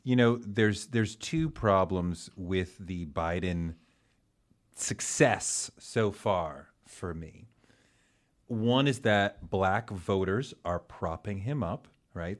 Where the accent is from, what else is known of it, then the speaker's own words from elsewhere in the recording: Massachusetts, United States; I interned for Mike Dukakis because I grew up in Massachusetts